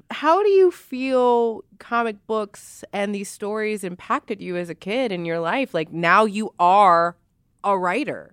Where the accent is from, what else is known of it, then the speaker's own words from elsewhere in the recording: Louisiana, United States; being from the South, because I'm from Louisiana